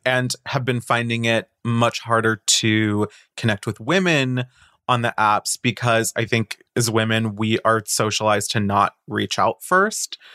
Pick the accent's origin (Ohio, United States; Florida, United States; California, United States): Florida, United States; Boca Raton; moved away; I'm from Boca Raton